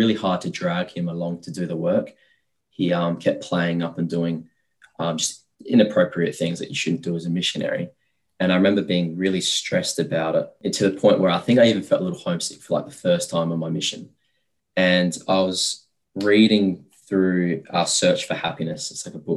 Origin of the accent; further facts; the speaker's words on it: Australia; I'm Australian. Like, it's just easy for me because, you know, I'm a local.